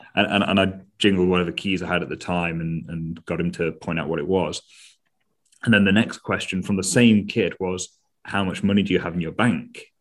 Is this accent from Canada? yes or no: no; United Kingdom; As Brit, as Brits, we are much more reserved and cautious